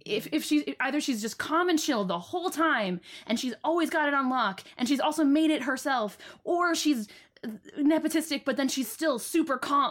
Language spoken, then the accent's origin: English; England, United Kingdom; I'm very English